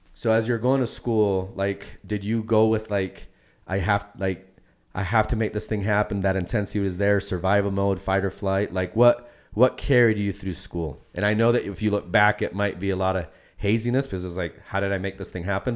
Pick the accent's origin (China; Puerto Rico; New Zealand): Puerto Rico; Fellow Boricua